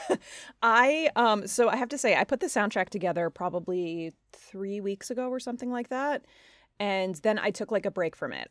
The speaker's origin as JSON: {"language": "English", "area": "Long Island", "region": "New York", "country": "United States", "said": "I'm from Long Island"}